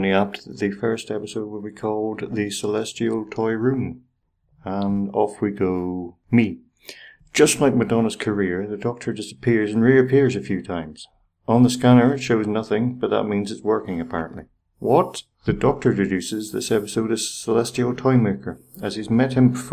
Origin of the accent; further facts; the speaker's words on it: Ireland; I'm Irish